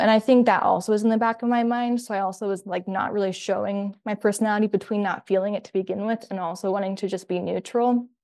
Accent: Columbus, Ohio, United States; moved away as an adult; now in Kalamazoo, United States; I'm actually from Columbus, Ohio

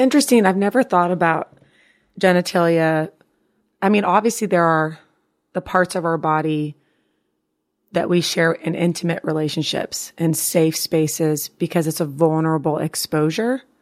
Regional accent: Houston, Texas, United States; I grew up in Houston

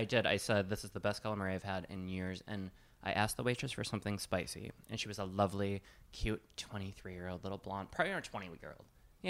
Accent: Wisconsin, United States; now in Brooklyn, United States; I was like, oh, I'm from Wisconsin.

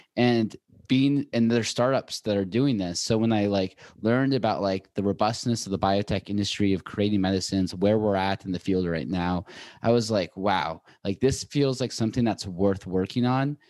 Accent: Seattle, Washington, United States; moved away as an adult; also born or lived in Boulder / New York; now in Los Angeles, United States

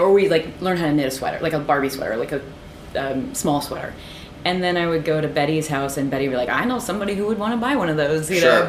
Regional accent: Midwest, United States; And I grew up in the Midwest, which means we eat dessert before dinner.

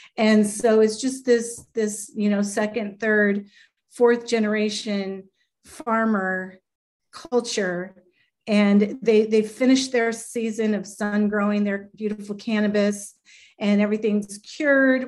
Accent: Los Angeles, California, United States; in my hometown

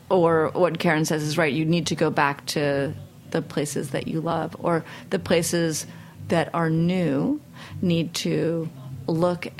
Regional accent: New York City, New York, United States; I grew up in Manhattan

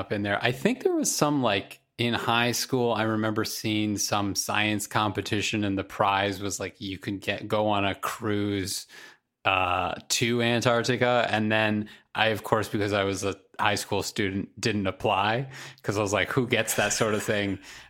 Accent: Canada; As a Canadian

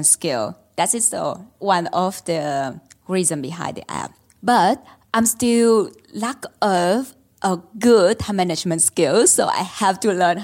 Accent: Ho Chi Minh City, Vietnam; moved away as an adult; now in Melbourne, Australia; I grew up in Ho Chi Minh City, Vietnam

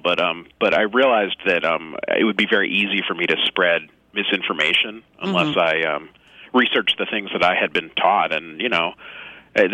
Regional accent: the Bay Area, California, United States; I live and work in San Francisco, and I grew up in the Bay Area

